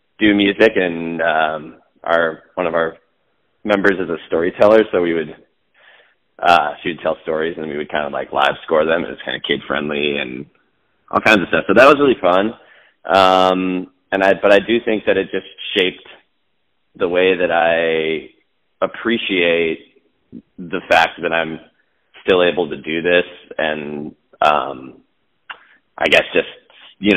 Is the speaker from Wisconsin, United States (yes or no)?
yes; Eau Claire, Wisconsin, United States; now in Minneapolis, United States; Dave and I grew up in Eau Claire, Wisconsin